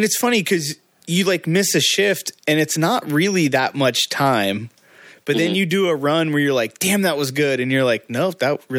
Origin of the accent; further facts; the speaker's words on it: Indiana, United States; So in my hometown in Indiana, we had nothing besides a drag strip.